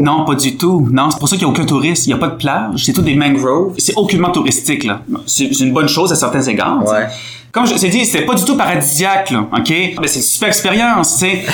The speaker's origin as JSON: {"language": "French", "town": "Quebec City", "region": "Quebec", "country": "Canada", "tie": "born or raised there", "also_born_or_lived": "Montreal, Canada", "said": "je suis né à Québec"}